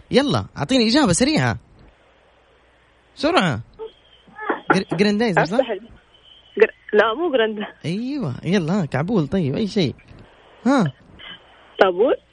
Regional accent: Jeddah, Makkah Province, Saudi Arabia; من جدة

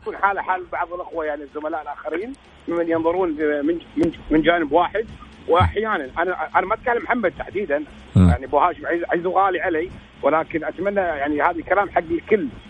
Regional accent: Kuwait; حتى عندنا في الكويت

